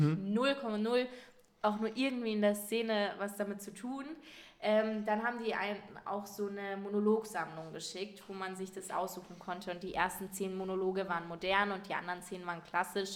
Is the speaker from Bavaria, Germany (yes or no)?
yes; Munich, Bavaria, Germany; mich so als Münchner Madel verkauft habe